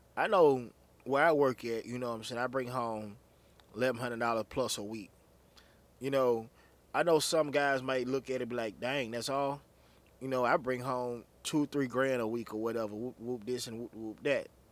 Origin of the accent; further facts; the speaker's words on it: Anguilla, Mississippi, United States; I was just a little boy from the country down a little town called Anguilla, Mississippi